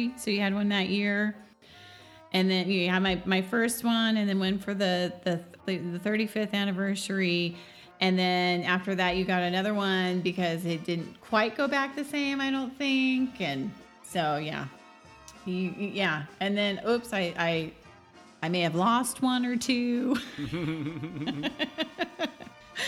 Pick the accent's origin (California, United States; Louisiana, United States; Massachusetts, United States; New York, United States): California, United States; Orange County; I grew up in Orange County